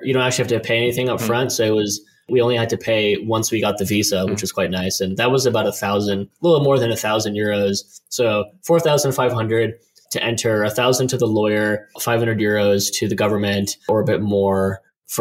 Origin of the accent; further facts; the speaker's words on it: United States; moved away as an adult; also born or lived in Tokyo, Japan; now in Netherlands; I'm American